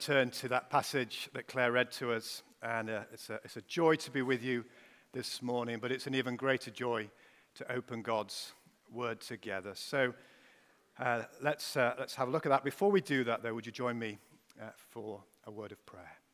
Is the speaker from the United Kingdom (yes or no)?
yes; Pontefract, Yorkshire and the Humber, United Kingdom; moved away as an adult; also born or lived in Wakefield / London; now in Sheffield, United Kingdom; I'm originally from uh, Pontefract, or uh, as Duncan came up and said to me just now, hey, are you from Ponty? And that's exactly right. I was born in Wakefield